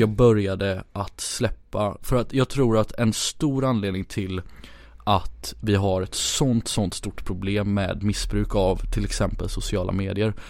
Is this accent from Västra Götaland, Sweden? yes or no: yes; Gothenburg, Västra Götaland, Sweden; moved away as an adult; also born or lived in Ghana / India; now in Stockholm, Sweden; jag är uppvuxen i, i Göteborg